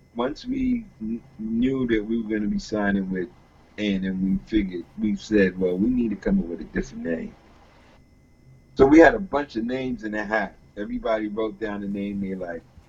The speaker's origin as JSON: {"language": "English", "area": "Atlantic coast", "region": "East Coast", "country": "United States", "said": "we're from the Atlantic coast"}